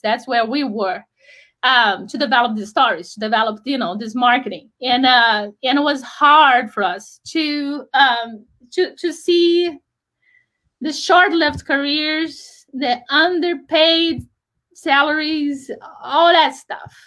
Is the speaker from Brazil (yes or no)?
yes; Brazil; moved away as an adult; also born or lived in Rio de Janeiro; now in United States; we decided to move to the United States because I grew up in Brazil.